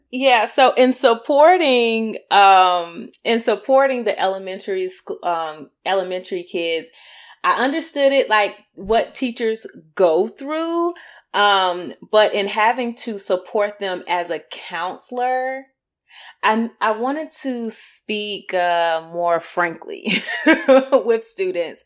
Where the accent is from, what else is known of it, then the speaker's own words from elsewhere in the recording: Greensboro, North Carolina, United States; moved away as an adult; also born or lived in Durham, North Carolina / Chapel Hill, North Carolina; now in Raleigh-Durham area, United States; I'm from Greensboro, North Carolina